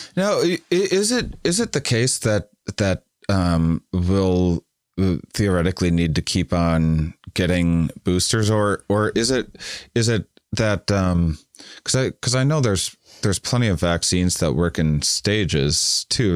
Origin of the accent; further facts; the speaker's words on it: United States; as an American